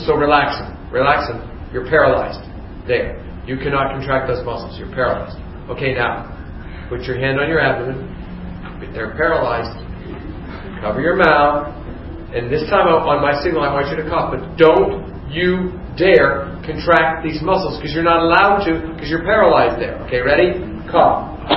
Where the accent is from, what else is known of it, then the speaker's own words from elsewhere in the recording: Youngstown, Ohio, United States; I grew up in Youngstown, Ohio